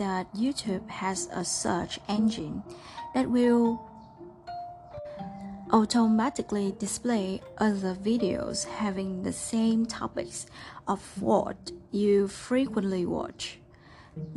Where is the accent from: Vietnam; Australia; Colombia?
Vietnam; English is a second language; I am a Vietnamese and I've been living all my life in Vietnam. English is not my first language